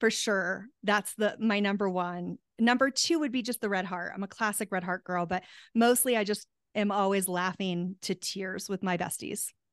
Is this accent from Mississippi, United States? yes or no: no; Tucson, Arizona, United States; moved away; I'm from Tucson originally, and we have the Gem and Mineral Show there